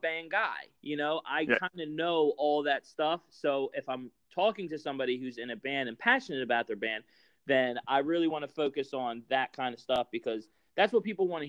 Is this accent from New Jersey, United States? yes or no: yes; Franklinville, New Jersey, United States; now in Glassboro, United States; I'm originally from Franklinville, but I live in Glassboro